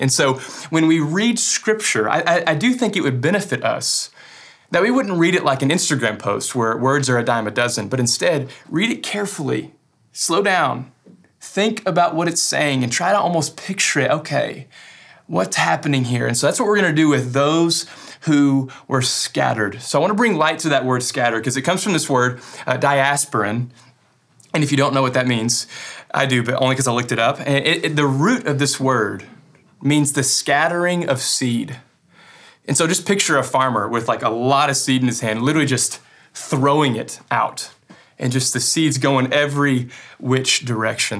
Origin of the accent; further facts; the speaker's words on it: West Kentucky, United States; I'm from West Kentucky, and I'm proud of it